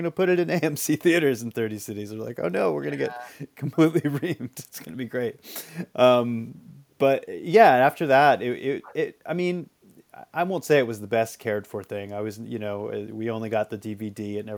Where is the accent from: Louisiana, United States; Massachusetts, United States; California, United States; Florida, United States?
Massachusetts, United States; Marshfield; now in New York, United States; Okay, I grew up in Marshfield, Massachusetts. It's pretty near Plymouth. On the South Shore of Massachusetts.